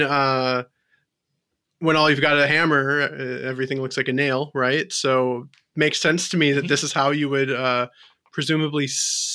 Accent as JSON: {"language": "English", "country": "United States", "said": "I'm an American"}